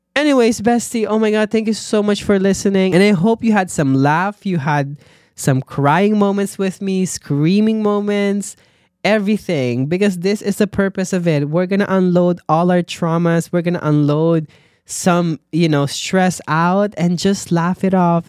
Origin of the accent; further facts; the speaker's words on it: Philippines; moved away; as a Filipino or as an immigrant